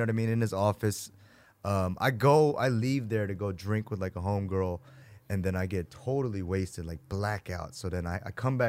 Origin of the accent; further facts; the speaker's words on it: Virginia Beach, Virginia, United States; moved away as an adult; now in Los Angeles, United States; I'm from Virginia Beach, which is 3 hours south of Northern Virginia.